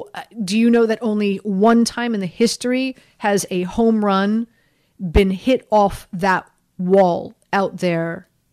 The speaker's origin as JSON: {"language": "English", "town": "Miami", "region": "Florida", "country": "United States", "also_born_or_lived": "Baltimore", "moved": "as an adult", "said": "here's this chick from Miami, Florida, coming in and hosting sports talk radio in Baltimore."}